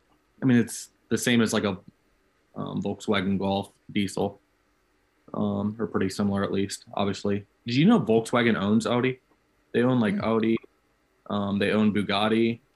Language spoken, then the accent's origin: English; Illinois, United States; I grew up in Central Illinois.